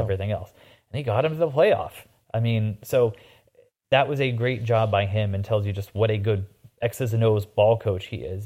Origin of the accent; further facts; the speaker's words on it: Indiana, United States; moved away; growing up in Indiana